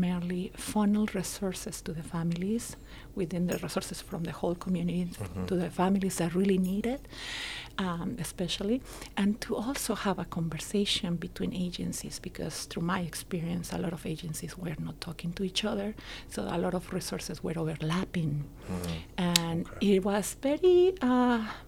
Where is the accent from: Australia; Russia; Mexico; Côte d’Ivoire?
Mexico; moved away as an adult; now in Elmhurst, United States; I was born in Mexico. I'm an immigrant here, but for the last almost 17, 18 years